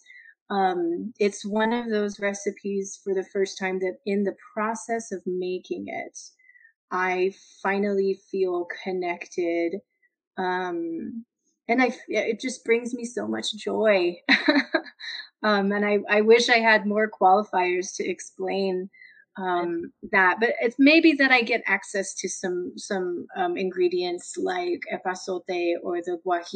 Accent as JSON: {"language": "English", "region": "Texas", "country": "United States", "tie": "born or raised there", "moved": "as an adult", "lives_now": "New Mexico, United States", "said": "growing up in Texas"}